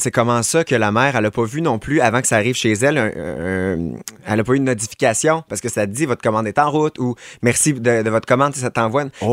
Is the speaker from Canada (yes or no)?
yes; Quebec City, Quebec, Canada; dans ma chorale, au Colisée Pépicier à Québec, parce que je viens de Québec